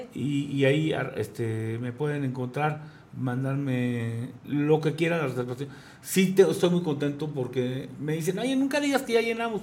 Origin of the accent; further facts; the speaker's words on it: Querétaro, Mexico; yo soy queretano